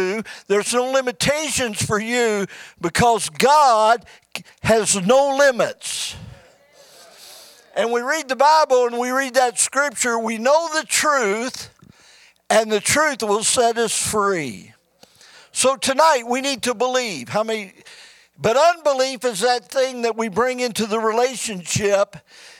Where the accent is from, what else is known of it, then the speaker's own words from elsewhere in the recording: Midwest, United States; moved away as an adult; also born or lived in Bullhead City, Arizona; now in Kingman, United States; We're from the Midwest where there's real trees and real green grass.